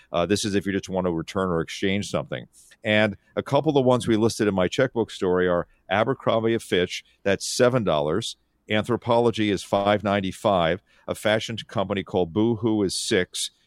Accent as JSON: {"language": "English", "town": "Philadelphia", "region": "Pennsylvania", "country": "United States", "tie": "born or raised there", "also_born_or_lived": "Syracuse", "moved": "yes", "lives_now": "Seattle, United States", "said": "I grew up on the East Coast, so Philadelphia, and I went to school at Syracuse."}